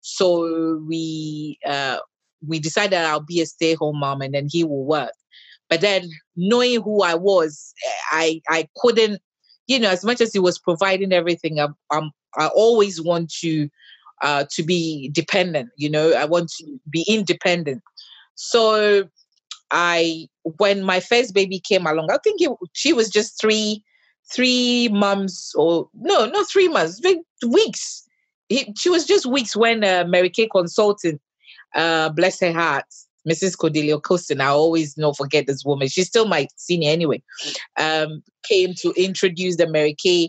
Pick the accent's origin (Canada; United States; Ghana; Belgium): Ghana; now in United Kingdom; I grew up in Ghana, raised by my dad. Till I came to the UK